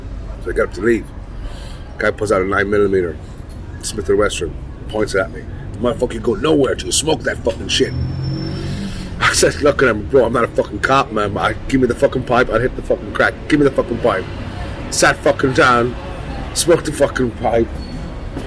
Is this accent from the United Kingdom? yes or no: no; Ireland; I'm from Ireland